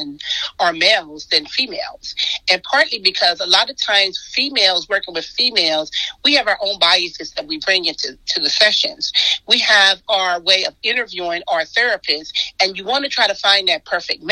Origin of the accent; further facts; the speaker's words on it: Compton, California, United States; I grew up in Compton